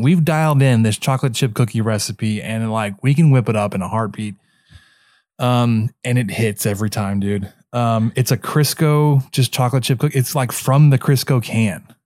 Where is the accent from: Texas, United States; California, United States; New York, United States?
Texas, United States; Dallas; growing up in Dallas, kind of grew up a Dallas fan